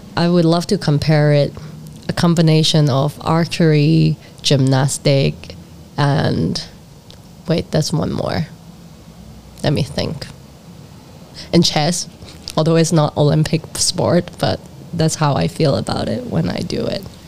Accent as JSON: {"language": "English", "country": "Hong Kong", "tie": "born or raised there", "also_born_or_lived": "Netherlands", "said": "my hometown where I got a lot of rejections"}